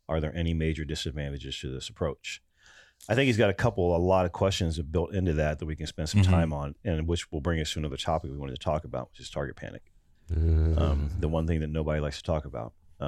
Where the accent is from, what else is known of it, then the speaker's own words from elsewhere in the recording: Ohio, United States; There, so I'm from Ohio.